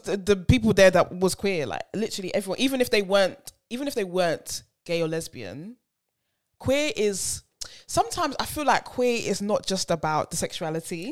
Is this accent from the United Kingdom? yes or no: yes; United Kingdom; We're British